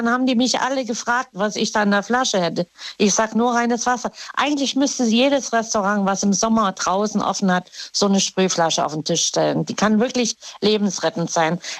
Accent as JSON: {"language": "German", "region": "West Germany", "country": "Germany", "said": "Ich, du weißt ja, ich bin ja von hier also von Westdeutschland in die DDR gezogen und dann wieder zurück."}